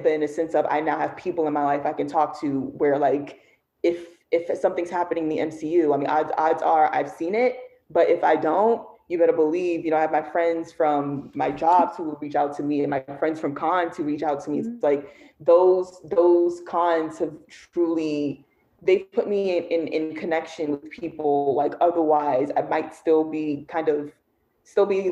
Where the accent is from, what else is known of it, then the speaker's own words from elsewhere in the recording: New York, United States; I'm from New York